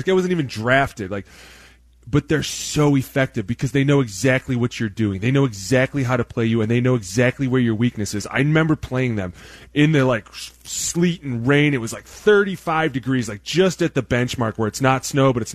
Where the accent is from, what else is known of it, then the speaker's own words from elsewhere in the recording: Cleveland, Ohio, United States; I'm from Cleveland